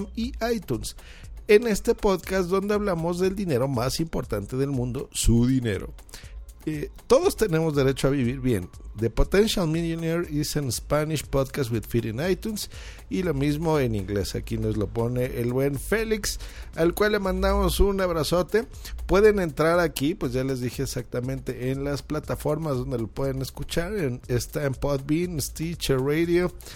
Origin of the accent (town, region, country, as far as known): Mexico City, Mexico